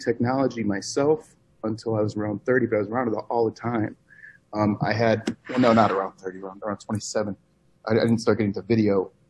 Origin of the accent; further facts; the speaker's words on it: Ansonia, Connecticut, United States; moved away; also born or lived in Las Vegas / New York City; I grew up in Connecticut, in a small town called Ansonia, right outside New Haven.